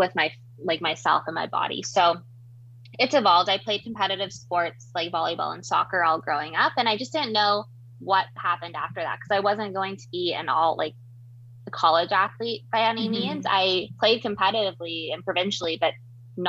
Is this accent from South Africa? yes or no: no; Vancouver, British Columbia, Canada; moved away as an adult; also born or lived in Toronto, Ontario; now in Kingston, Canada; I am from Vancouver, BC originally, now in what I call the East Coast, which is really the middle of Canada, but I moved to Toronto for school.